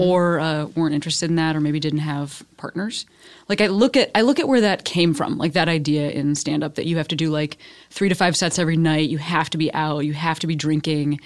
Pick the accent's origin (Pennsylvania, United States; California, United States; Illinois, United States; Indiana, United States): Illinois, United States; Chicago; moved away as an adult; now in Los Angeles, United States; my hometown as the third largest city